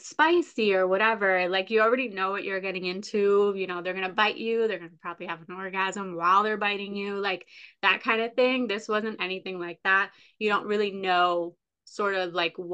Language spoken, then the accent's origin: English; Massachusetts, United States; we're both from Massachusetts